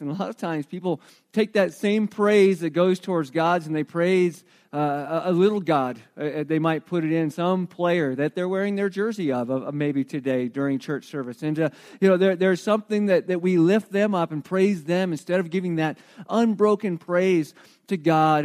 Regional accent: Arizona, United States; now in New Mexico, United States; I grew up in Arizona where there was no such thing as fall.

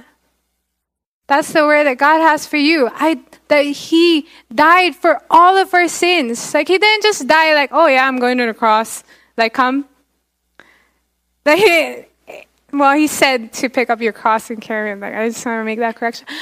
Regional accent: Philippines; I'm Filipino because I grew up in the Philippines.

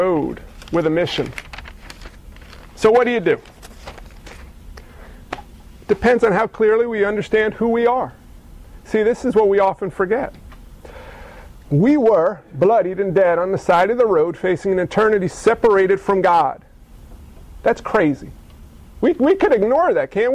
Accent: New York City, New York, United States; I grew up in New York City

